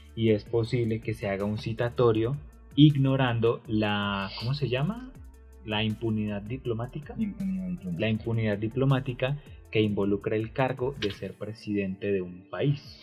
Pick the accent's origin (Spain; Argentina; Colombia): Colombia; somos colombianos